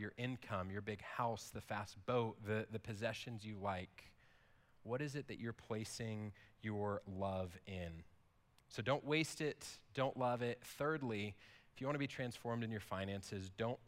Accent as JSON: {"language": "English", "country": "United States", "said": "we as an American people"}